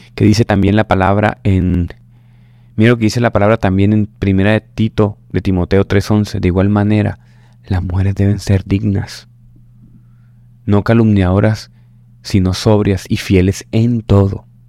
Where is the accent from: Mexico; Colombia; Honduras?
Colombia; Caribbean coast; como decimos aquí en la costa colombiana